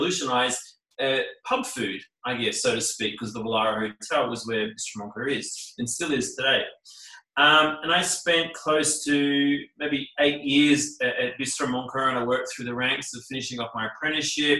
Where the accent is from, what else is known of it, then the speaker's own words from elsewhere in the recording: Queensland, Australia; also born or lived in New Zealand / Sydney, Australia; I was born in New Zealand, but I sort of grew up predominantly in Australia. I mean, when I turned three, you know, moved to Queensland